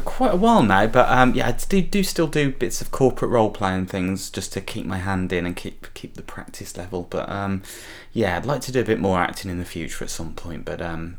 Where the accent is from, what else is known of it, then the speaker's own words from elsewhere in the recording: Birmingham, West Midlands, United Kingdom; also born or lived in Essex; I was born in Birmingham, in a place called Chelmsley Wood, which is like the Birmingham version of the Shameless Estate. And I still live there now, but I sort of go backwards and forwards. I live half my time in Essex and then the rest of the time here